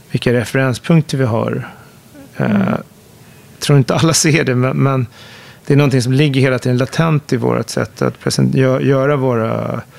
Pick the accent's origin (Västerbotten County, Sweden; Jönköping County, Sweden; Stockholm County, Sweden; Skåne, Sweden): Stockholm County, Sweden; Högdalen; tillbaka till min uppväxt där i Högdalen som är en förort som bland annat ritades